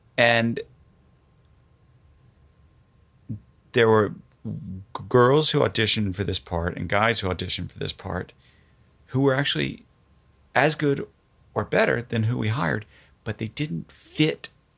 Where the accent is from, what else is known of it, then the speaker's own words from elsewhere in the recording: Florida, United States; moved away; I grew up in Florida.